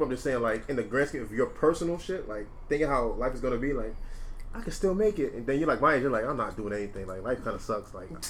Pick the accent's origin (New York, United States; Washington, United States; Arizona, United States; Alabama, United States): New York, United States; New York City; born or raised there